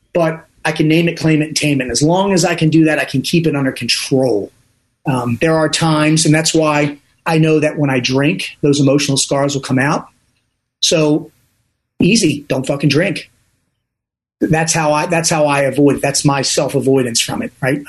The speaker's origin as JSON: {"language": "English", "town": "Dundalk", "region": "Maryland", "country": "United States", "also_born_or_lived": "Owings Mills, Maryland", "said": "I'm from Dundalk, Maryland, not a good part of town"}